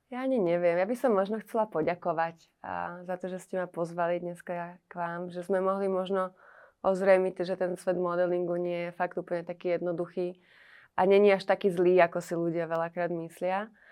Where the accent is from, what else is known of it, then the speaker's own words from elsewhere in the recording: Trenčín, Trenčín Region, Slovakia; ja som z Trenčína